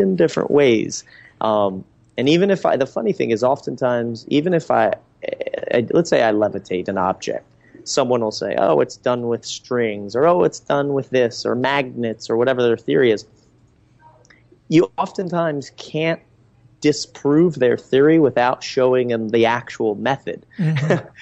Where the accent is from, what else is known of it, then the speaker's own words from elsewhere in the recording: Reading, Pennsylvania, United States; also born or lived in Los Angeles / Southwest Florida; now in Florida, United States; I grew up in Reading, Pennsylvania.